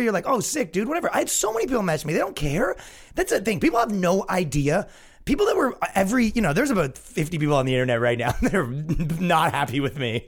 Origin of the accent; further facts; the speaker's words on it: Canada; moved away; when I grew up in Canada, it wasn't like